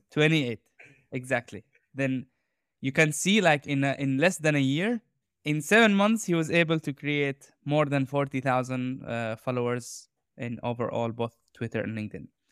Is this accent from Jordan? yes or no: yes; Jordan; I grew up in Jordan